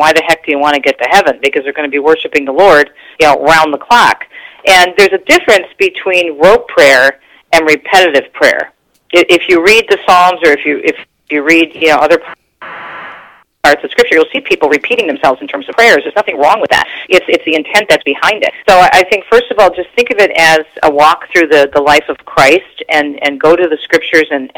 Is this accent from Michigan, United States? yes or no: yes; Detroit, Michigan, United States; also born or lived in East Coast; I was raised here in Michigan